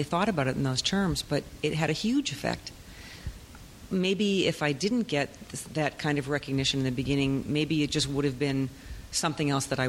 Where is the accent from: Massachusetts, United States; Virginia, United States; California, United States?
Massachusetts, United States; Brockton; I'm from Massachusetts, from Brockton, Massachusetts, and we were moving into a brand new high school my senior year